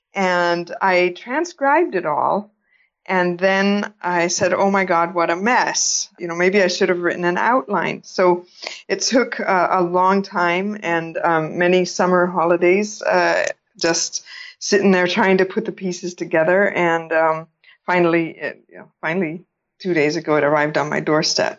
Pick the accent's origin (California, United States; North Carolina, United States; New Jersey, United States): California, United States; now in India; I was born in California